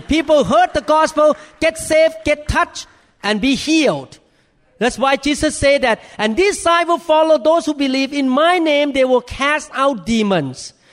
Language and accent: English; Thailand; accent: thick accent; English is a second language; moved away as an adult; now in United States; in America as a Thai man